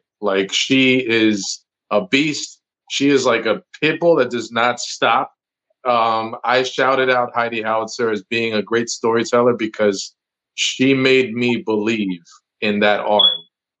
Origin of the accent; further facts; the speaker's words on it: New Jersey, United States; moved away; And I grew up in New Jersey, where there is a very large Puerto Rican community.